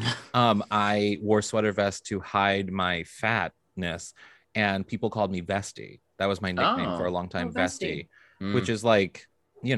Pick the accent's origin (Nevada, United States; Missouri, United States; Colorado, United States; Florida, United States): Missouri, United States; I'm originally from Missouri